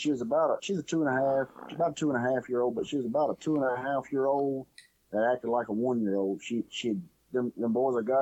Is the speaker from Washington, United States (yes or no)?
no; Farmerville, Louisiana, United States; I grew up in Farmerville, where I grew up.